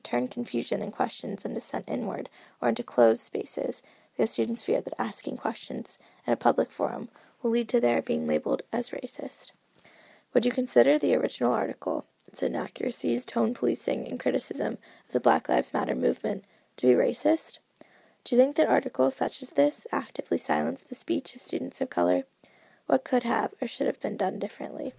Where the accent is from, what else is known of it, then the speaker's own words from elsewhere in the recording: Pittsburgh, Pennsylvania, United States; I'm from Pittsburgh